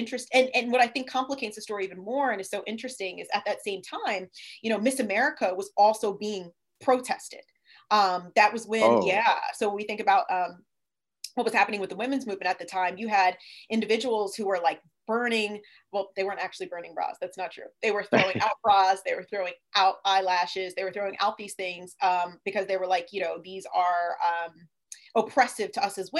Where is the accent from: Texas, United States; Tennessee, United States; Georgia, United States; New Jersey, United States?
New Jersey, United States; Brigantine; moved away; also born or lived in Delaware; I'm from Brigantine, which is a small island